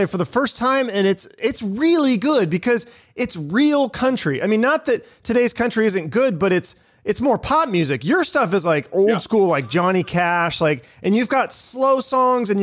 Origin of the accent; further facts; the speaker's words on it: Arizona, United States; Wilcox, Arizona, in my home state